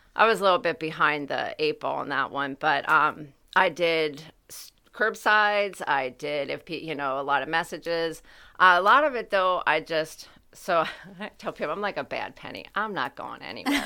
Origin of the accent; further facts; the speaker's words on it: United States; my hometown.